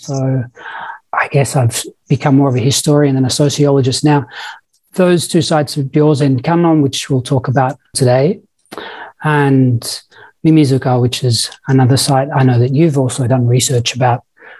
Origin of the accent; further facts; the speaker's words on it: Victoria, Australia; accent: Australian; moved away as an adult; also born or lived in England; I should probably say firstly that I'm Australian. I've been here now for 15 years or so, so I've probably lost a bit of my Australian accent, but I am Australian. I was born in England